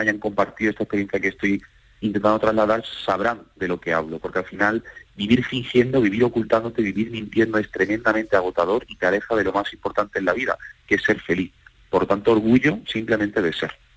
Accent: Seville, Andalusia, Spain; moved away as an adult; now in Madrid, Spain; Yo soy sevillano viviendo en Madrid y soy una minoría ¿no? de sevillanos en Madrid.

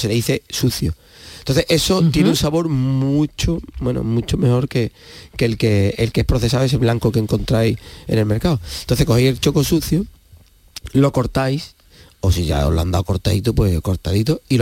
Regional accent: Andalusia, Spain; que somos de Huelva tenemos ese concepto metido desde chico.

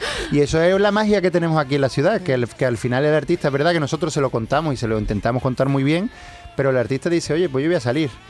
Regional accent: Seville, Andalusia, Spain; como sevillano

